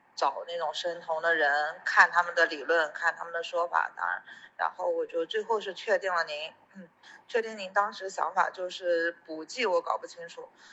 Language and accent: Chinese; Anhui, China; 因为我不是深圳人嘛，我是安徽人